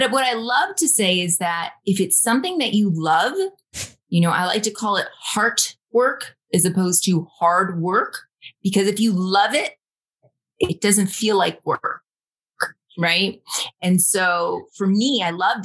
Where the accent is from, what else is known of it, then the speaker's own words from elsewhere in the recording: Rome, New York, United States; moved away as an adult; also born or lived in Dominican Republic; I am originally from Rome, New York, little small town in upstate New York.